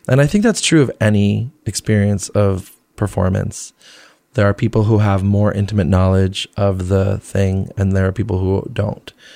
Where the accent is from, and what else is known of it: New Jersey, United States; born or raised there; also born or lived in Flushing, Queens, New York / Colombia / Venezuela / Rhode Island; now in New York, United States